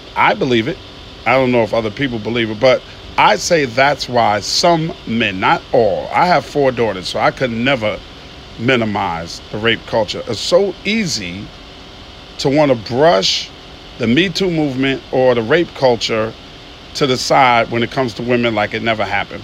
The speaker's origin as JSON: {"language": "English", "town": "New York City", "region": "New York", "country": "United States", "tie": "born or raised there", "moved": "as an adult", "lives_now": "Atlanta, United States", "said": "I'm from Queens, New York"}